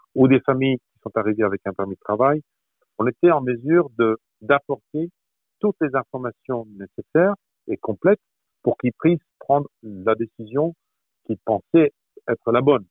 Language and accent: French; France; moved away as an adult; now in Toronto, Canada; quand on est français, quand on représente la France, comme je le fais ici à Toronto